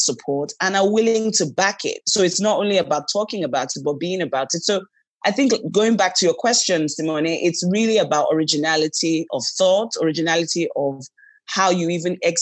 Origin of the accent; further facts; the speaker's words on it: Lagos, Nigeria; also born or lived in Bayelsa; I was born here, but I'm from Bayelsa, which is the south part of Nigeria, which is the Niger Delta.